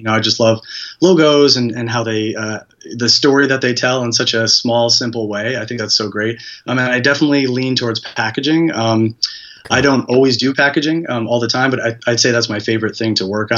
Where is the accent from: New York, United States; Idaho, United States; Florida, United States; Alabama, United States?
New York, United States; Hudson Valley; I'm from New York, the Hudson Valley area, which is roughly an hour north of the city